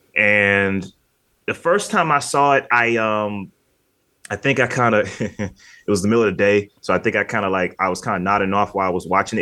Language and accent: English; Michigan, United States; now in North Carolina, United States; I'm still from Michigan, too